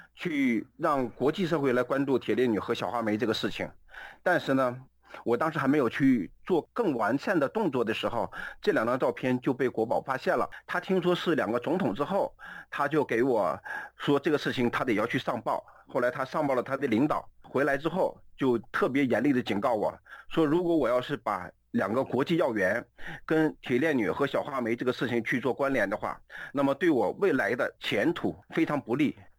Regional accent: Jilin, China; also born or lived in Beijing / Hebei; now in United States; 我的出生地是吉林省

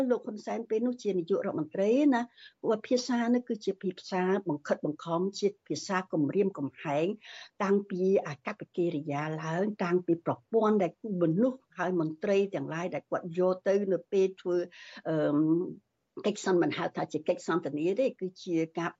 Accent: Cambodia; moved away

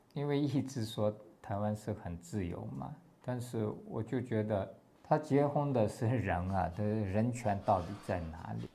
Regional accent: Tewo, Gansu, China; Chinese is a second language; moved away as an adult; also born or lived in India; now in Taiwan; 我的家乡在西藏的甘南别部

